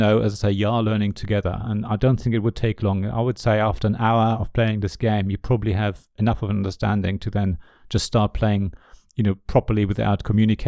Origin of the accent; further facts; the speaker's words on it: Germany; first language German; English is a second language; moved away; I grew up in Germany